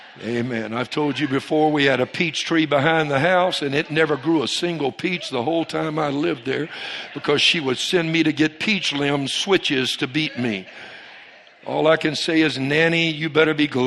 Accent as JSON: {"language": "English", "area": "Cajun", "region": "Louisiana", "country": "United States", "said": "I'm a Cajun"}